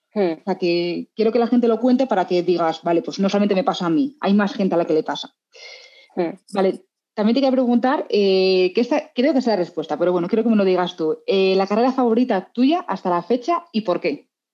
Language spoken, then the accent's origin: Spanish; Madrid, Community of Madrid, Spain; now in Salamanca, Spain; Yo soy madrileña, aunque viva en Salamanca